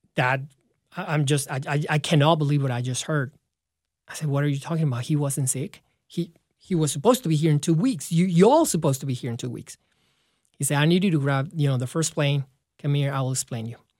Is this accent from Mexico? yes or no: yes; León, Guanajuato, Mexico; moved away as an adult; in my hometown in León, Guanajuato